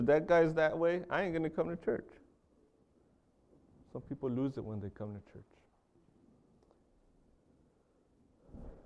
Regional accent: Carlsbad, California, United States; I grew up in a city called Carlsbad in California. I was born and raised in California

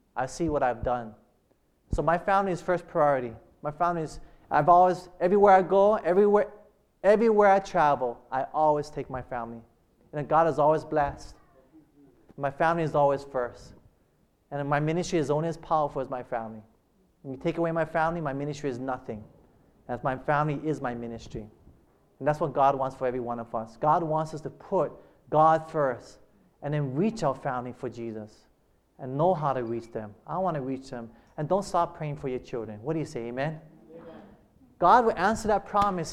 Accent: Hilo, Hawaii, United States; we grew up in plantation in Hilo.

